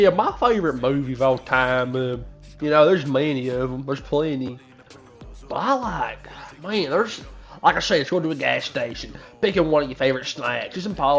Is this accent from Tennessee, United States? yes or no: no; California, United States; accent: country; It might not sound like it, but I'm from California.